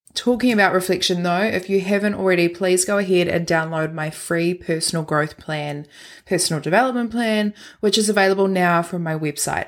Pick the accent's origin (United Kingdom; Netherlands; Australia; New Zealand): New Zealand; Christchurch, Canterbury; moved away; I was born and raised in Christchurch